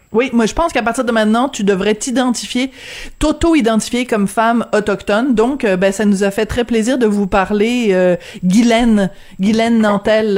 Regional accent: France; accent: French (from France); moved away; avec mon petit accent français

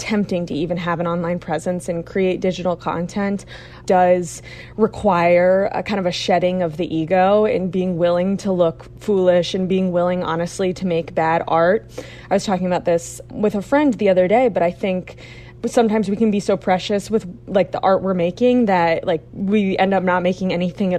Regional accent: Little Compton, Rhode Island, United States; my town, Little Compton

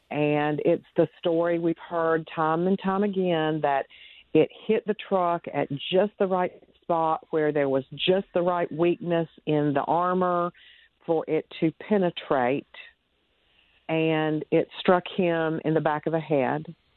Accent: North Carolina, United States; I am from North Carolina, born and raised, lived here all my life

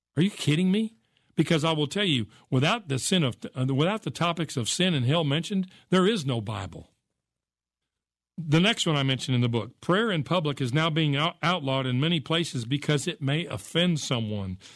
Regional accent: United States; I grew up in America.

